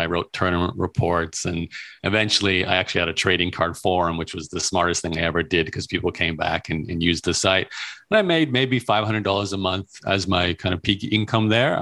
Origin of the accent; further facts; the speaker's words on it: Brisbane, Queensland, Australia; moved away as an adult; also born or lived in Melbourne / Toronto; born and raised in Australia, in Brisbane, Australia